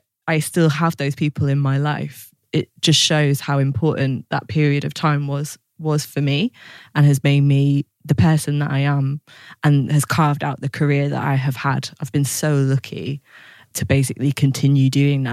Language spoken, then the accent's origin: English; Lancashire, North West England, United Kingdom; now in East Kent, United Kingdom; I'm from the northwest, from Lancashire